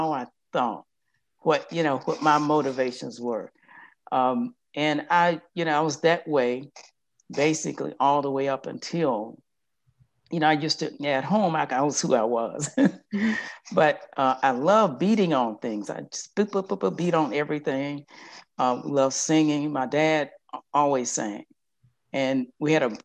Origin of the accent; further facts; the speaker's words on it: Yazoo City, Mississippi, United States; I'm from Yazoo City, Mississippi